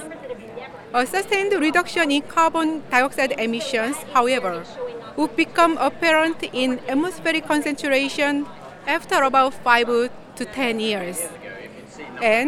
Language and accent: English; South Korea; I'm from South Korea